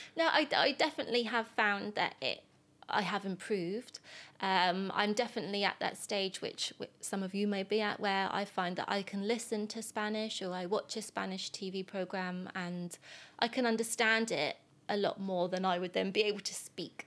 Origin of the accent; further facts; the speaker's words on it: England, United Kingdom; first language English; I am an English person